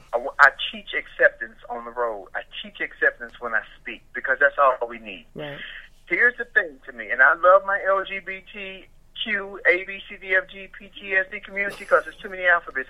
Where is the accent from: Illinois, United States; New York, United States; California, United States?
Illinois, United States; Chicago; I'm from Chicago, so I worked in Chicago